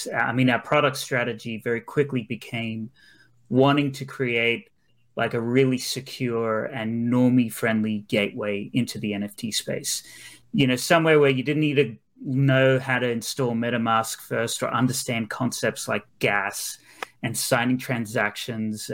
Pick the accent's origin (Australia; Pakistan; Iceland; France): Australia; also born or lived in Brisbane; I'm actually from Australia. So I'm based in Brisbane